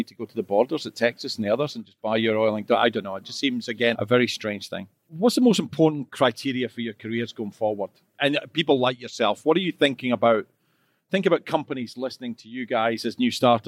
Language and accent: English; Scotland, United Kingdom; I'm Scottish, so we're always a bit loud